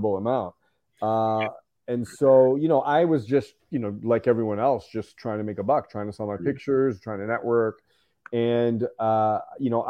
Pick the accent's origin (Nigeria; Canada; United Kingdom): Canada; London, Ontario; I'm from Canada. I grew up in a small city called London, Ontario.